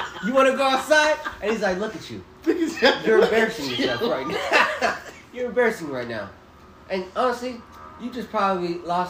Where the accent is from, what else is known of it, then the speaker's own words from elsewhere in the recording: United States; we're American